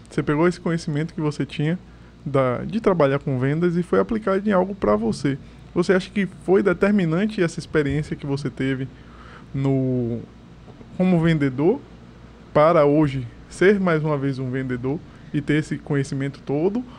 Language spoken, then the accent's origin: Portuguese; Salvador, Bahia, Brazil; also born or lived in Pero Vaz; Eu, nascido e criado na Caixa d'Água. Na verdade, eu fui nascido no Perovais, me mudei pra Caixa d'Água ali do lado